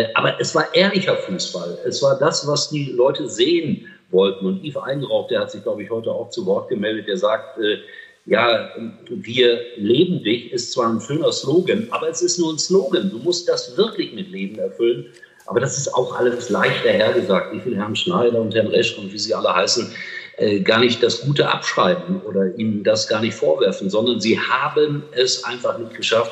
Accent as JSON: {"language": "German", "town": "Gelsenkirchen", "region": "North Rhine-Westphalia", "country": "Germany", "tie": "born or raised there", "said": "das ist meine Heimat. Ich bin gebürtiger Schalker und ich betone Schalker und nicht Gelsenkirchner"}